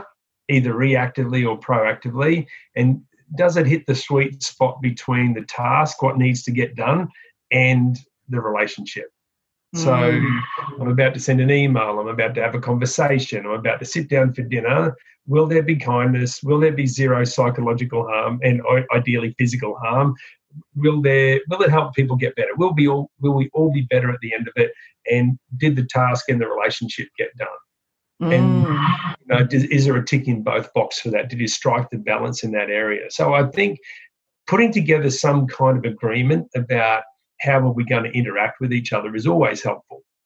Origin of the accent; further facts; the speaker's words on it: Queensland, Australia; I'm a Queenslander in Australia